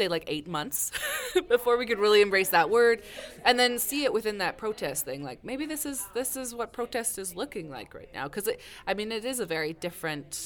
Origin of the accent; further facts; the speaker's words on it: Saskatchewan, Canada; I'm from Saskatchewan.